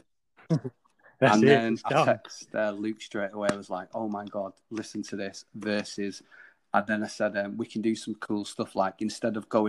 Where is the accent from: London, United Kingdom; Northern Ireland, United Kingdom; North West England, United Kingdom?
North West England, United Kingdom; Manchester; it's an incredible city to be in and be born